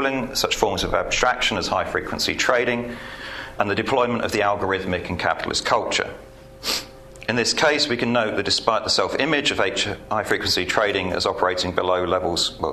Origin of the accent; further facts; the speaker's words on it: United Kingdom; I'm British.